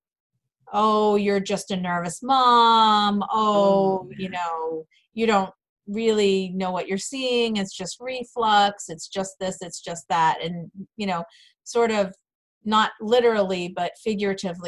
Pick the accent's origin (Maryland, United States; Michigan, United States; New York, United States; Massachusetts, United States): Massachusetts, United States; moved away as an adult; I did end up moving back to my hometown in Massachusetts, where I was from